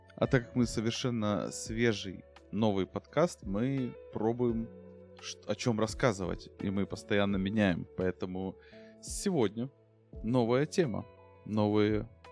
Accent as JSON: {"language": "Russian", "country": "Ukraine", "said": "я украинец"}